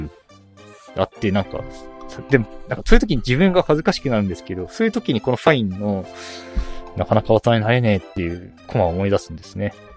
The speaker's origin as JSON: {"language": "Japanese", "region": "Aichi", "country": "Japan", "tie": "born or raised there", "also_born_or_lived": "Tokyo", "moved": "as an adult", "said": "愛知から出て、愛知から出て、トップの大学を選ぼうと思ってて、京都大学と東京大学ちょっと迷ってたんですよ"}